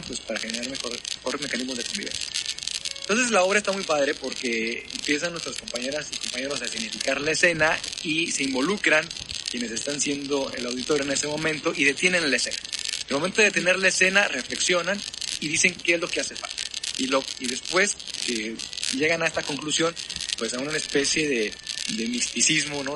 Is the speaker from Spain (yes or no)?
no; Nuevo León, Mexico; las personas en Nuevo León, yo creo, y en mi país, pero yo creo que en Nuevo León bastante, somos muy competitivos